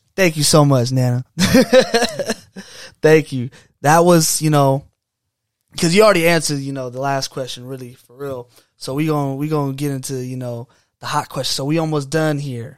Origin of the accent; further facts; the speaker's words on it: United States; we're from America